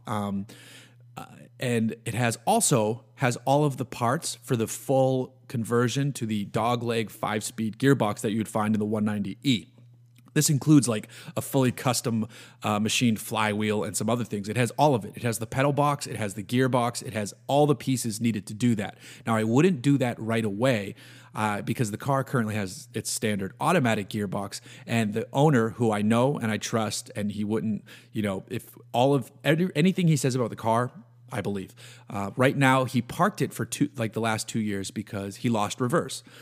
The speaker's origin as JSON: {"language": "English", "region": "New England", "country": "United States", "tie": "born or raised there", "said": "Growing up in New England on the water"}